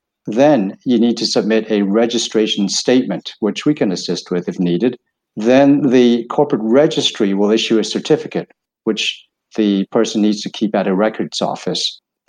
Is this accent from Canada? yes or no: yes; Vancouver, British Columbia, Canada; I'm originally from Vancouver